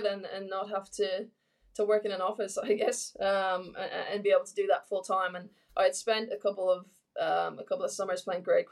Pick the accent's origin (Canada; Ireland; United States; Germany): Ireland; moved away as an adult; now in Australia; back in my hometown